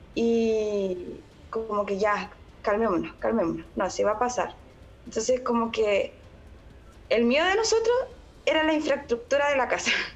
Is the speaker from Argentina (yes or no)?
no; Chile; moved away as an adult; now in Konya, Turkey; me siento tan orgullosa de ser chilena